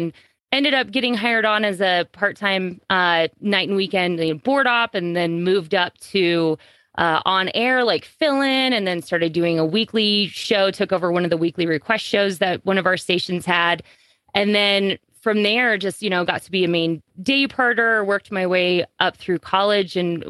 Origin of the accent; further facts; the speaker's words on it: Hays, Kansas, United States; This was in Hayes, Kansas, my hometown.